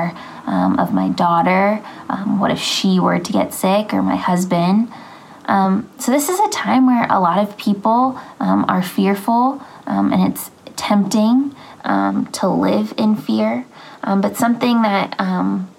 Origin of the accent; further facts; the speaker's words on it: Phoenixville, Pennsylvania, United States; I am from Phoenixville, Pennsylvania.